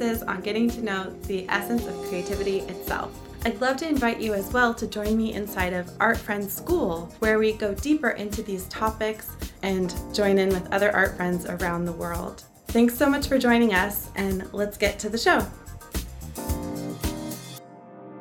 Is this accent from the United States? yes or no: yes; West Coast, United States; I've been on the West Coast my whole life